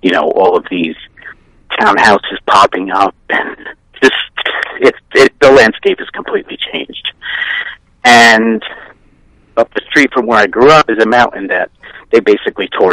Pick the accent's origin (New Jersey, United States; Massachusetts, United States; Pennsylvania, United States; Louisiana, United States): New Jersey, United States; moved away as an adult; also born or lived in San Francisco, California; I grew up in New Jersey. I moved out to San Francisco when I was 26.